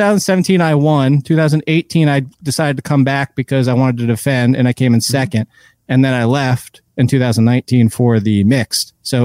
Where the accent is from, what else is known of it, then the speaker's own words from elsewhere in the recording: Passaic, New Jersey, United States; Passaic, New Jersey.